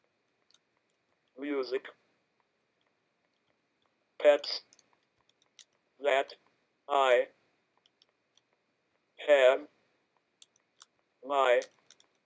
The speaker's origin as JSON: {"language": "English", "town": "Boston", "region": "Massachusetts", "country": "United States", "said": "I am 32 from Boston, Mass"}